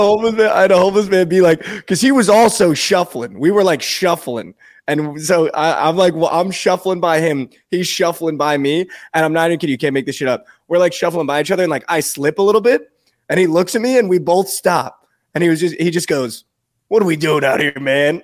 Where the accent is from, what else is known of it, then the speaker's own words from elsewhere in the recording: East Coast, United States; also born or lived in Texas; now in Dallas, United States; I'm from the East Coast